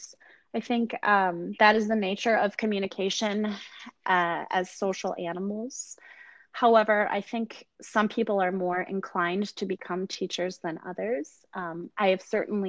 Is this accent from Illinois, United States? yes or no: no; Northern Michigan, United States; moved away; also born or lived in Canada; I have the privilege of working with a wonderful student body in my hometown in Michigan